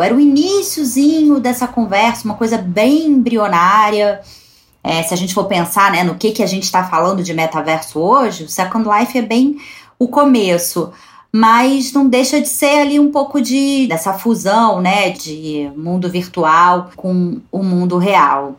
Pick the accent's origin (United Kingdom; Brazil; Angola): Brazil; A gente, como brasileiro